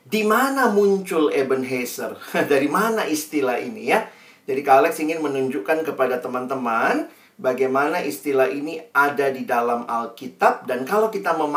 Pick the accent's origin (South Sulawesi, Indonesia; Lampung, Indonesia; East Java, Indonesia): South Sulawesi, Indonesia; Makassar; accent: Makassar; kami semua lahir besar di Makassar jadi masih bisa Ji bahasa Makassar uh, logat Makassar.